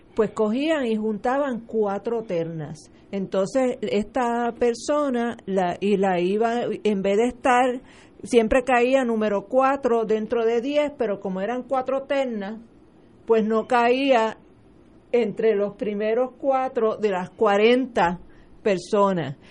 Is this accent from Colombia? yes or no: no; Puerto Rico; Yo soy graduada de la Gabriela Mistral